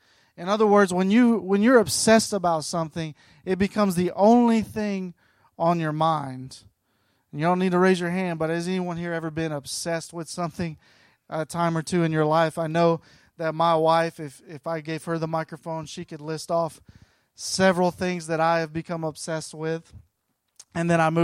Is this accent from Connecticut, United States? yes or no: no; Gadsden, Alabama, United States; now in Southern California, United States; And I live in Southern California now. I grew up in Gadsden. Anybody know where Gadsden, Alabama is?